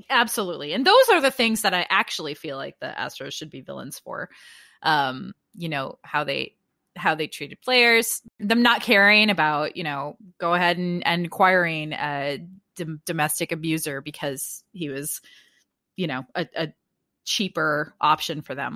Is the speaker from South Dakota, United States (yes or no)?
yes; South Dakota, United States; a tribal school in my home state of South Dakota